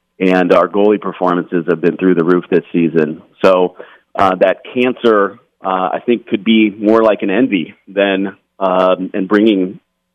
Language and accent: English; East Coast, United States; moved away; I grew up on the East Coast